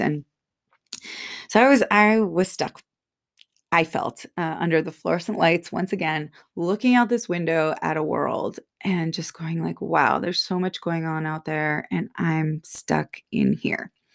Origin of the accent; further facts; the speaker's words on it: Bay Area, Silicon Valley, California, United States; moved away as an adult; growing up in the Bay Area, Silicon Valley, it was that, everyone was a workaholic there.